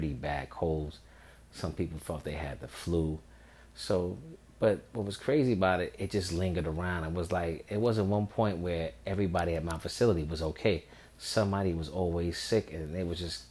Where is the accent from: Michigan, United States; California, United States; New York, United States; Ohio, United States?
New York, United States; So I'm from New York